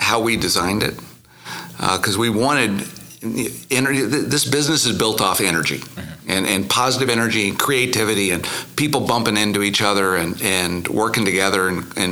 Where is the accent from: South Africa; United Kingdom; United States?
United States; Muskogee, Oklahoma; moved away as an adult; also born or lived in Atlanta, Georgia; I grew up in Muskogee.